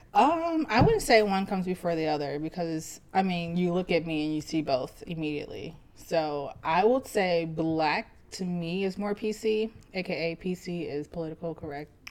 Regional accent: Pacific, Missouri, United States; also born or lived in St. Louis; I spent most of my adolescent, teenage, and a few years of my adult life in Pacific, Missouri

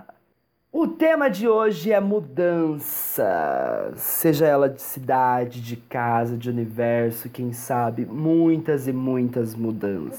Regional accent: Araçatuba, São Paulo, Brazil; moved away as an adult; also born or lived in Bauru / Londrina / São Bernardo do Campo / Neiva, Colombia; nasci em Aracatuba, aí morei em Aracatuba, morei em Bauru. Aí né, teve um tempo que meus pais moraram em Bauru. Morei em Aracatuba, voltamos para Aracatuba, então cresci em Aracatuba

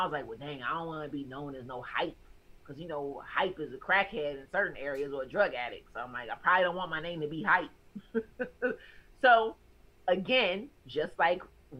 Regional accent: the South, United States; Like I'm from the South and that always throws people off.

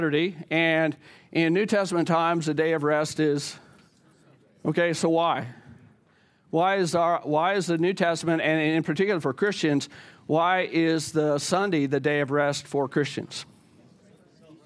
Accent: the South, United States; I grew up in the South, I remember it being in the South.

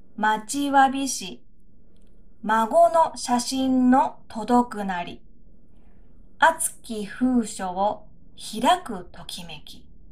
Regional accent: Aichi, Japan; 私は愛知県で生まれて、祖父は高知県に住んでいましたから

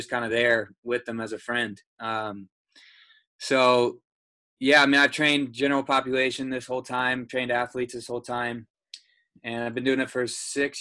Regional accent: Carmel, Indiana, United States; moved away as an adult; now in Nashville, United States; I'm from Carmel, Indiana, and I've been here for about 2 years

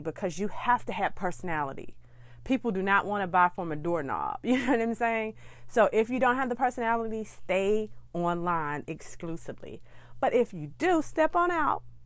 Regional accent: Birmingham, Alabama, United States; my hometown of Birmingham, Alabama

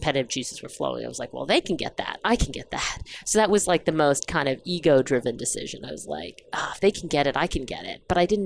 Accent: St. Catharines, Ontario, Canada; also born or lived in Dar es Salaam, Tanzania; I grew up in Canada, in Ontario, in southern Ontario, in a very small town called St. Catharines

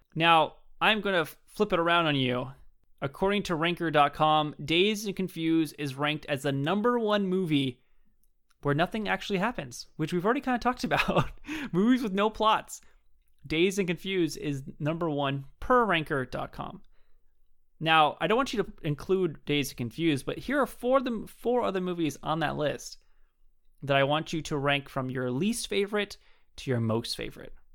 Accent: Southern California, United States; I grew up in California. Southern California my whole life.

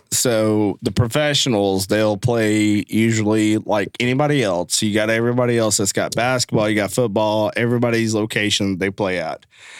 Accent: Dalton, Georgia, United States; Man, I was born and raised here in Dalton, Georgia. If you don't know me … Born and raised here.

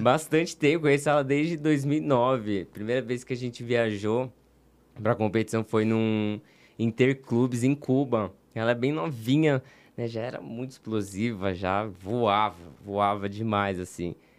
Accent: São Paulo, Brazil; also born or lived in Rio de Janeiro; eu sou de São Paulo

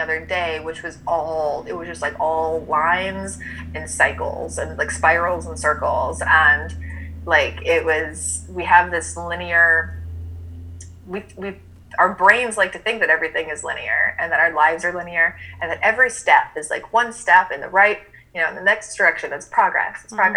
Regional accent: Birmingham, Alabama, United States; I grew up in Birmingham, Alabama, had to go to church every Sunday

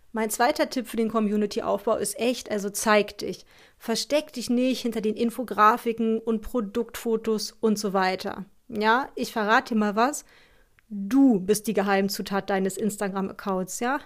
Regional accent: Northern Germany, Germany; so sagen wir bei uns im Norden

